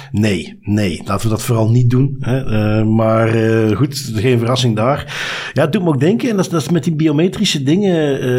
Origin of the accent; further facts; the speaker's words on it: Flanders, Belgium; accent: Belgian; Ehm, voor de meeste Nederlanders klink ik als een Belg.